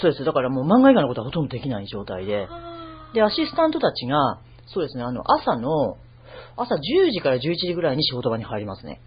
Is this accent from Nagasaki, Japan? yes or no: no; Ito, Shizuoka, Japan; moved away as an adult; also born or lived in Tokyo; 私、静岡県伊東市出身なんですが、うん、高校出てから、あの、東京の美術の専門学校行きまして